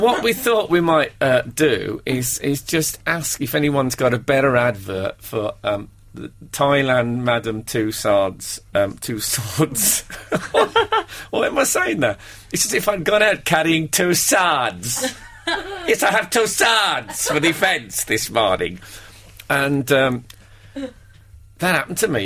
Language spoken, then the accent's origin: English; Brummie, West Midlands, United Kingdom; accent: Brummie; he was going to play a Brummy in in a play, and that uh, he sat and me and him met up, and we had a long, long. You know, we spent the day talking, and he mm. taped me and stuff to uh, to learn my accent.